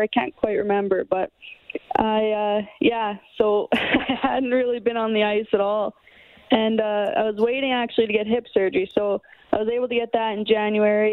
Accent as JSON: {"language": "English", "town": "Provost", "region": "Alberta", "country": "Canada", "tie": "born or raised there", "also_born_or_lived": "Lloydminster / Warner, Alberta / Edmonton", "moved": "as an adult", "lives_now": "Buffalo, United States", "said": "I'm from a small town called Provost, Alberta, and I grew up with a hockey family"}